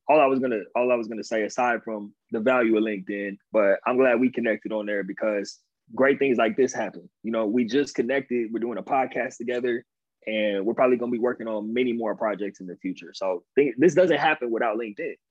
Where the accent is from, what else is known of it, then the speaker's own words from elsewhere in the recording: Inland Empire, California, United States; also born or lived in Pasadena, California / San Diego, California / New York tri-state area; I grew up like 45 minutes outside of LA. It's the Inland Empire. Um, that's where I'm from